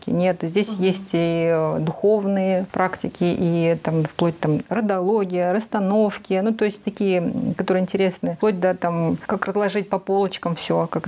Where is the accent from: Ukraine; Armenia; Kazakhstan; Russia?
Kazakhstan; И когда я помню, я пришла в институт, и я увидела, что я одна, я одна казашка здесь